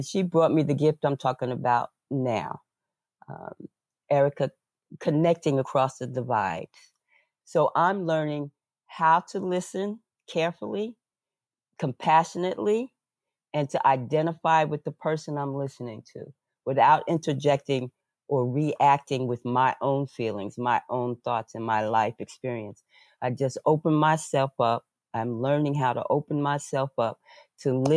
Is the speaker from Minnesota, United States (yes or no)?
no; New York, United States; I was born in New York in a large talking, loud talking family.